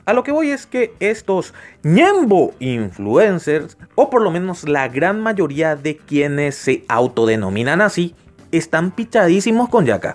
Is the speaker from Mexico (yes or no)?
no; Paraguay; Acá en mi país, Paraguay